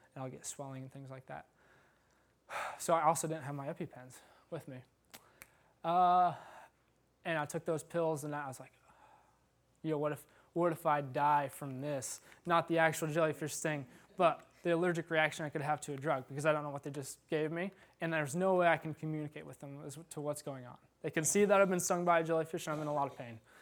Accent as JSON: {"language": "English", "region": "Iowa", "country": "United States", "tie": "born or raised there", "said": "I've had a few bad farm injuries growing up in Iowa"}